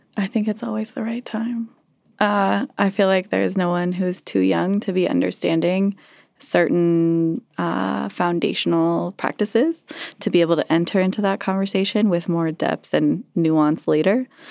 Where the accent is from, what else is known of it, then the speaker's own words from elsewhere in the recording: Castle Rock, Colorado, United States; also born or lived in Sedalia, Colorado / Larkspur, Colorado; I grew up in Casa Rock and Sedalia and Larkspur.